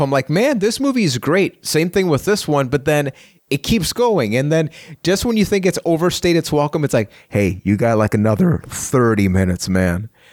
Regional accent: Puerto Rico; I am from Puerto Rico.

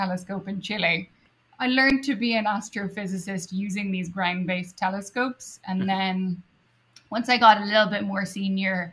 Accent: Dublin, Leinster, Ireland; moved away as an adult; also born or lived in Edinburgh, Scotland; now in United States; I did my undergrad in my hometown of Dublin

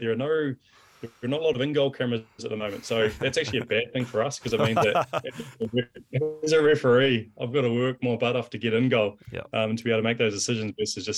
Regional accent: Blenheim, Marlborough, New Zealand; moved away as an adult; also born or lived in Dunedin; I was in Blenheim where I grew up in my hometown

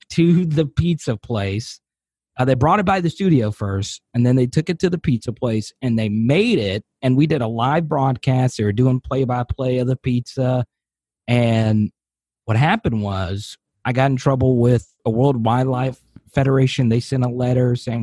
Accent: El Dorado, Arkansas, United States; moved away as an adult; also born or lived in Washington, D.C. / Louisiana; I ended up in Arkansas because it was my hometown

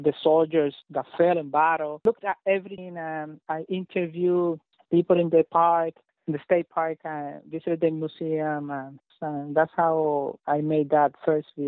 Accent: Puerto Rico; now in Florida, United States; grew up in Puerto Rico, in an island surrounded by history

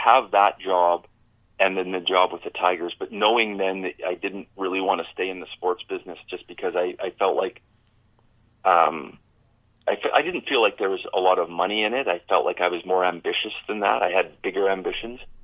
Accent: Medicine Hat, Alberta, Canada; as a kid growing up in Medicine Hat

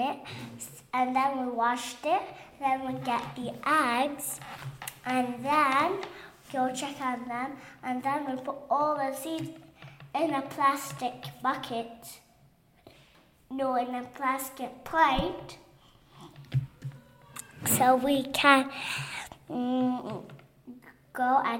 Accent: Kuwait; moved away; from Kuwait and I'm 4 years old

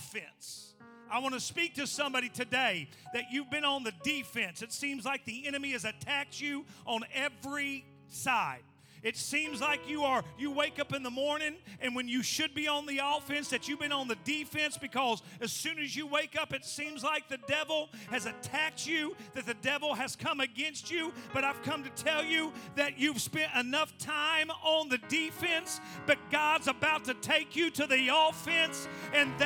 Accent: Indiana, United States; I'm from Indiana

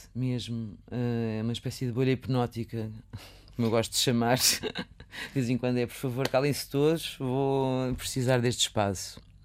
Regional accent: Viseu, Portugal; moved away; nasci, cresci em Viseu

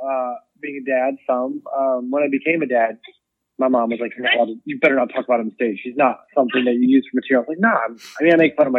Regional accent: Cleveland, Ohio, United States; born there; also born or lived in Buffalo; now in Chicago, United States; So I was born in Cleveland, but then we lived in Buffalo, New York for a little while.

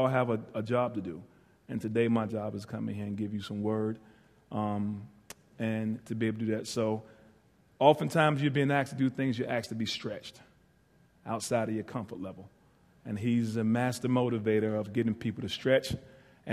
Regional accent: Ahoskie, North Carolina, United States; moved away as an adult; I'm from Ahoskie, North Carolina, northeastern part.

